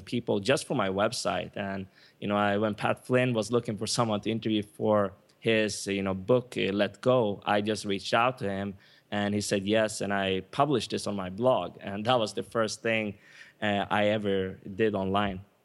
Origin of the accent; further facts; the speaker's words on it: Sweden; moved away as an adult; also born or lived in Stockholm / United States; now in Cancun, Mexico; My mom is Swedish, so I, I was born and raised in Sweden